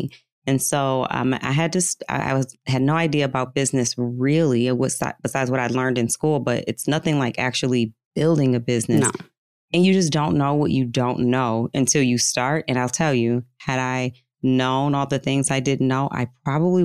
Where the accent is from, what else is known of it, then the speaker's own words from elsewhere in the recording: Detroit, Michigan, United States; Metro Detroit. Yep. Suburb outside of Detroit